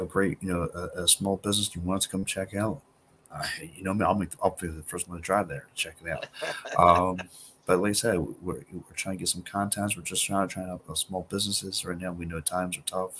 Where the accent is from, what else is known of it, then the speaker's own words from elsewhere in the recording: Philadelphia, Pennsylvania, United States; we're from Philly